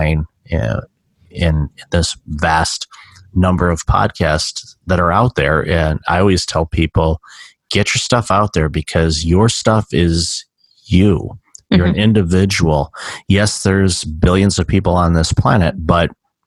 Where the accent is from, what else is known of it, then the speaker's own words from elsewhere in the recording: Detroit, Michigan, United States; now in Toronto, Canada; I'm calling you from Toronto. I'm originally from Detroit